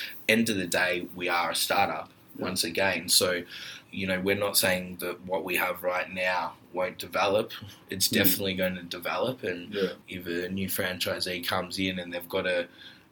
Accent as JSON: {"language": "English", "town": "Melbourne", "region": "Victoria", "country": "Australia", "tie": "born or raised there", "said": "I grew up in Ormond, Bentley, Brighton, Hampton"}